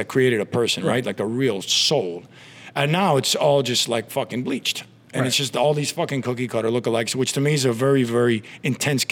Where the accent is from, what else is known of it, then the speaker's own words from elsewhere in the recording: Miami, Florida, United States; living in Miami and growing up in Miami